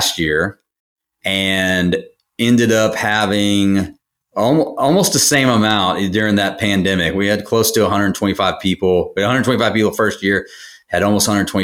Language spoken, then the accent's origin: English; College Station, Texas, United States; I'm from College Station and started buying properties